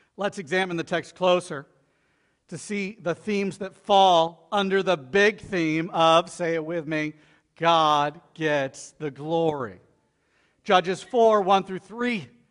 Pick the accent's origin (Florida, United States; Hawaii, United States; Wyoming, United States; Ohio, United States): Florida, United States; I'm from Florida too